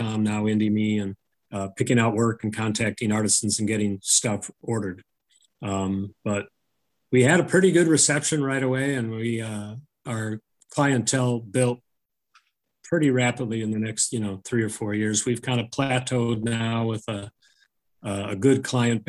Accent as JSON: {"language": "English", "town": "Woodstock", "region": "Illinois", "country": "United States", "tie": "born or raised there", "said": "I wanted to work, you know, have my shop in my hometown"}